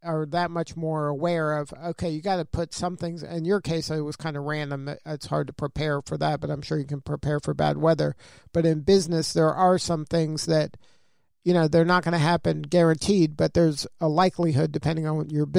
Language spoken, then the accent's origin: English; South Florida, United States; I'm from South Florida, so we had hurricanes